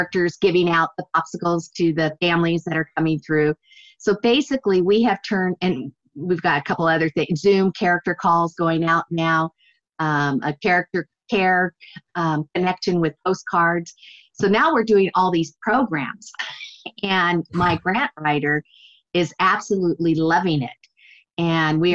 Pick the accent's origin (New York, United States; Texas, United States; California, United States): California, United States; Redlands; my hometown, Redlands